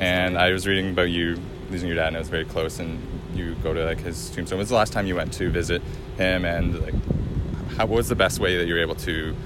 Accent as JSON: {"language": "English", "town": "Toronto", "region": "Ontario", "country": "Canada", "said": "I'm from Toronto, so I just drove here 8 hours."}